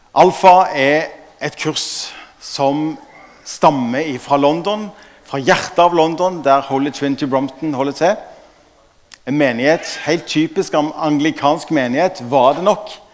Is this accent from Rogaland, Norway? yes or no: yes; Stavanger, Rogaland, Norway; Jeg er fra Stavanger